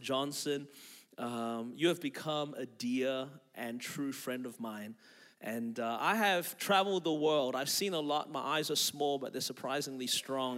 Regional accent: Melbourne, Victoria, Australia; now in Anderson, United States; I was born and raised in Melbourne, Australia

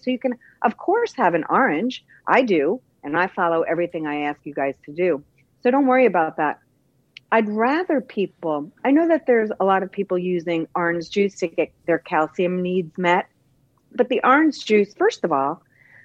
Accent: Bay Shore, New York, United States; moved away; I'm originally from New Long Island, too, Bayshore, New York

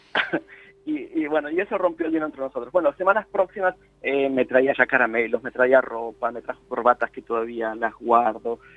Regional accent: Buenos Aires Province, Argentina; moved away as an adult; also born or lived in Oxford, United Kingdom; now in United Kingdom; Yo iba a una escuela de guardapolvo blanco, no había salido del barrio, pero por años, por años. Lo más lejos que había ido era Bulogne, nada más. Eh, entonces no conocí la capital federal.

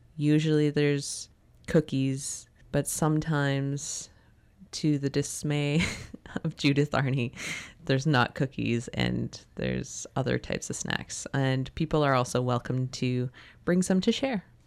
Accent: North Vancouver, British Columbia, Canada; now in Tsartlip, Canada; when I was growing up in Chmulchtstin, which is Capilano Reserve in North Vancouver

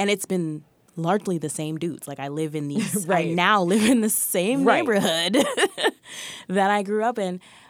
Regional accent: New York, United States; I'm a New Yorker. I've been out here.

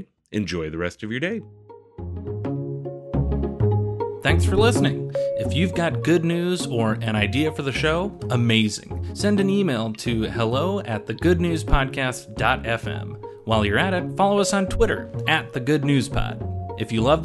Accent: Chicago, Illinois, United States; my hometown, Chicago

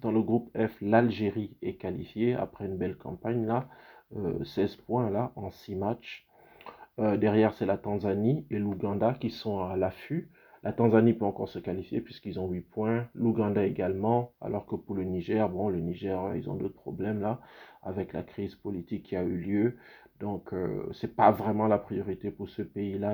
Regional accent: Gabon; moved away; c'est mon pays d'origine

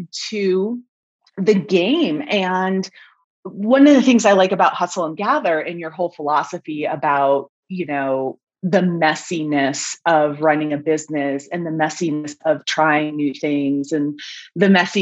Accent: Mammoth Lakes, California, United States; I was working for the tourism bureau for my hometown in Mammoth Lakes, California

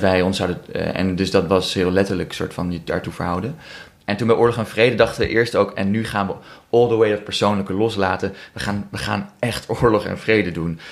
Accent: Amsterdam, North Holland, Netherlands; ik kom uit Amsterdam

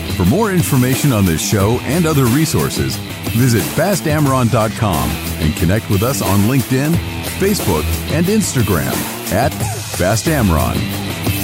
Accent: Miami, Florida, United States; growing up in Miami when Miami Vice was on

